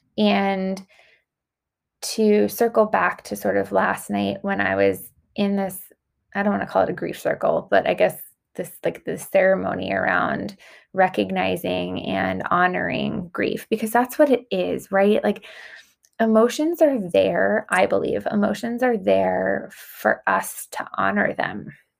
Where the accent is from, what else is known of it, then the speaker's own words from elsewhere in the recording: Long Island, New York, United States; I grew up on Long Island